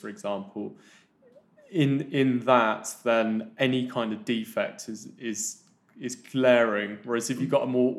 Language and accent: English; London, United Kingdom; also born or lived in Kuala Lumpur, Malaysia; I was born in Kuala Lumpur, moved to the mean streets of West Dulwich when I was about 5 or 6